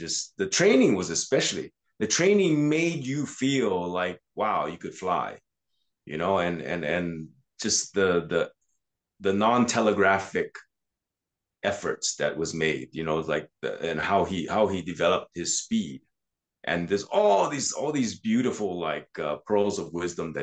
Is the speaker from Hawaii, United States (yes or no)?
yes; Hawaii, United States; I was always a small guy growing up in Hawaii